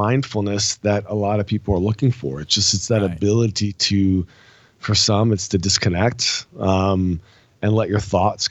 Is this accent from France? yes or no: yes; France; So as you got from my last name, I'm actually French, not fake French.